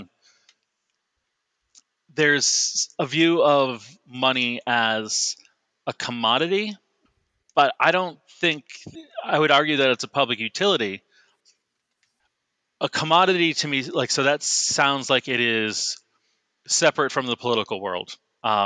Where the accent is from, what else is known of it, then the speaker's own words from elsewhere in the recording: Boston, Massachusetts, United States; I'm from the Boston area. So we have like Raytheon had a building, you know, like a mile, maybe less from my house